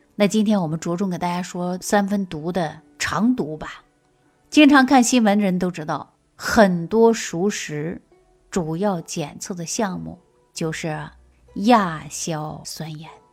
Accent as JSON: {"language": "Chinese", "region": "Sichuan", "country": "China", "said": "特别是我们四川人，一辈子呢吃酸菜、泡菜"}